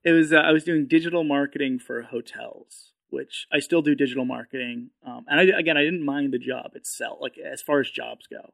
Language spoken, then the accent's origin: English; New Hampshire, United States; moved away as an adult; also born or lived in Manchester, New Hampshire; now in Austin, United States; I grew up in New Hampshire